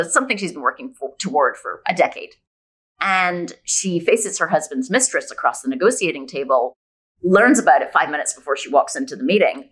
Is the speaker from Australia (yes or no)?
no; Scotland, United Kingdom; also born or lived in Bay Area, California, United States; now in Puerto Escondido, Mexico; I'm originally from Scotland, but after 20 years in the Bay Area, for the last seven years, my hubby and I have been nomadic